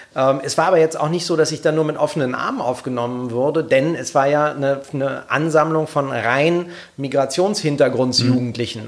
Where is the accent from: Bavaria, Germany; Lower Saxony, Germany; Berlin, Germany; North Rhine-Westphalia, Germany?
Berlin, Germany; aus meiner alten Heimat aus Kreuzberg